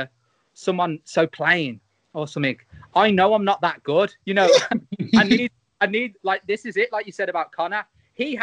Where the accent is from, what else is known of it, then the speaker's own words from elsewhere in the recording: Birmingham, West Midlands, United Kingdom; So I'm from Birmingham.